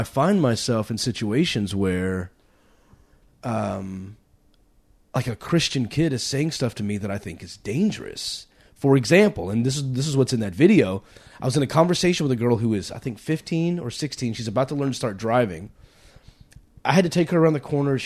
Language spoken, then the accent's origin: English; Texas, United States; I grew up in Texas